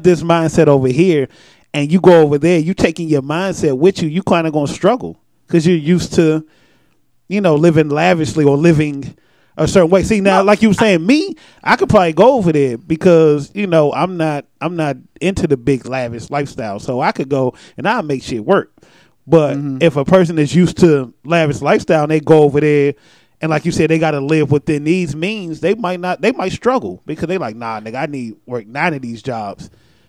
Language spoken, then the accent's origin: English; Los Angeles, California, United States; I'm from Crenshaw Mafia.